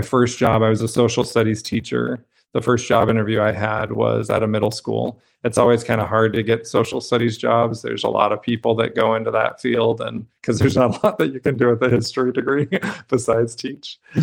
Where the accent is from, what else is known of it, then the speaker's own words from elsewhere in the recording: Brigham City, Utah, United States; I grew up in Brigham City, Utah, which is a small town about an hour north of Salt Lake City